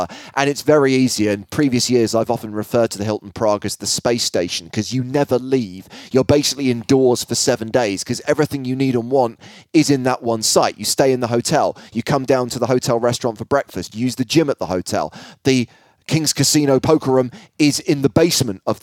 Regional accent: Ireland

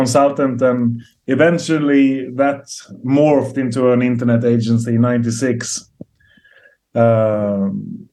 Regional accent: Stockholm, Stockholm County, Sweden; moved away as an adult; now in Marbella, Spain; I come from Stockholm, Sweden.

